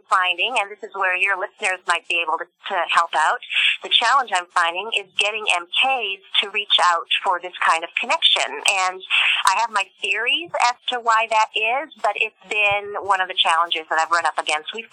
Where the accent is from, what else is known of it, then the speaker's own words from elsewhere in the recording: France; also born or lived in Germany; after growing up in France, I actually lived in Germany and taught at Black Forest Academy for 20 years after that.